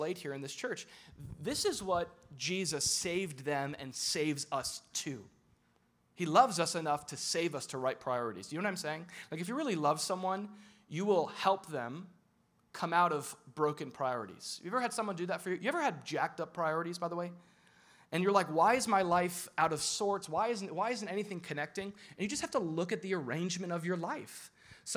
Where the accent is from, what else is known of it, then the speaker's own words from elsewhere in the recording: Florida, United States; I'm from Florida